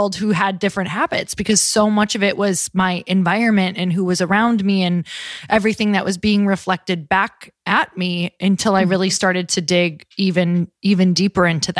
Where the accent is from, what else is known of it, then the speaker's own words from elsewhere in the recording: Midwest, United States; now in California, United States; I'm from the Midwest